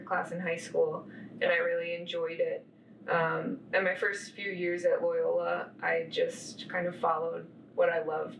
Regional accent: Denver, Colorado, United States; moved away as an adult; now in Chicago, United States; I grew up in Denver, Colorado, and I came to Chicago in 2013

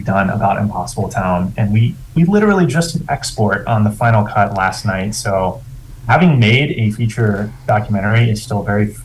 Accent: West Virginia, United States; moved away as an adult; I grew up in West Virginia

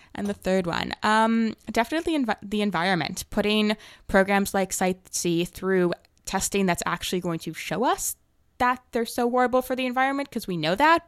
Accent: Toronto, Ontario, Canada; moved away as an adult; now in Victoria, Canada; I'm from Toronto originally, and I just moved out here for university

